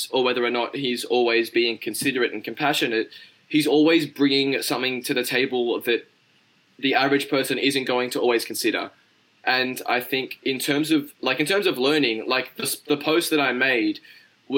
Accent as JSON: {"language": "English", "country": "Australia", "said": "I'm Australian."}